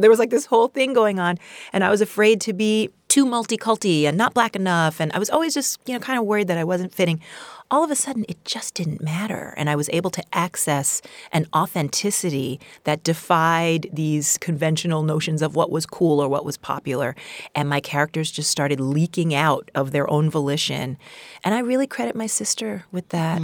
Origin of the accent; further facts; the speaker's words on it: New York, United States; I'm, I'm from Queens, New, New York